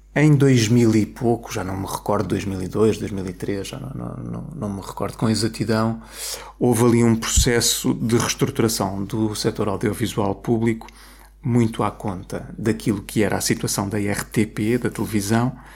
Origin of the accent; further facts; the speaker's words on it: Coimbra, Centro, Portugal; also born or lived in Lisbon; sou de Coimbra e queria, queria regressar a Coimbra